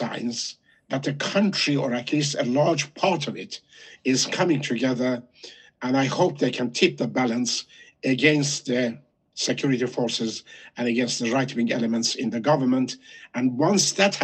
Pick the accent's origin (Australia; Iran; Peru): Iran; Shiraz, Fars; moved away; I was born in Shiraz. I'm mainly a Pars